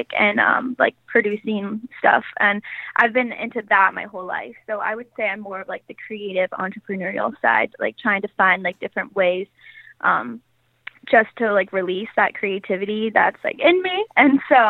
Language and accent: English; Portland, Oregon, United States; moved away as an adult; now in Los Angeles, United States; So I grew up in Portland.